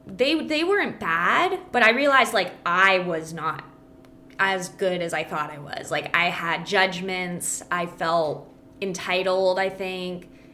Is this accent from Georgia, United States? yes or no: no; Calabasas, California, United States; moved away as an adult; also born or lived in Lawrence, Kansas / Kansas City, Missouri; now in Texas, United States; I grew up in Calabasas, California. Never moved once. I lived in the same home my entire life.